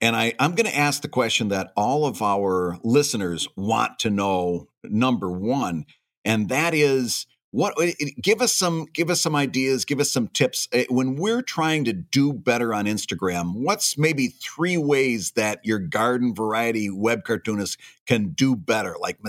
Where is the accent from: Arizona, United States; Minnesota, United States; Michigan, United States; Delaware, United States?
Michigan, United States; the Thumb; my stomping grounds up in the Thumb